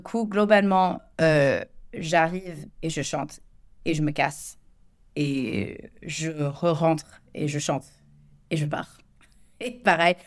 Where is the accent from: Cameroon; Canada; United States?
United States; French is a second language; moved away as an adult; now in France; je suis américaine, ça fait, euh, bientôt quatorze ans que je vis en France